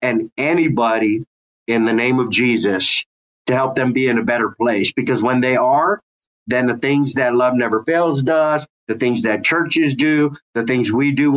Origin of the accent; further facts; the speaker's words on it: San Jose, California, United States; I grew up in East San Jose as a fatherless kid